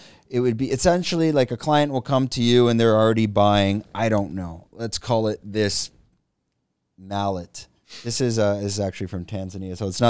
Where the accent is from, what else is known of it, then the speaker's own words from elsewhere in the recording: Canada; And what the, but as Canadian, like Canadians, no, I'm joking. we're used to drinking whiskey or, you know, dark liquors and that.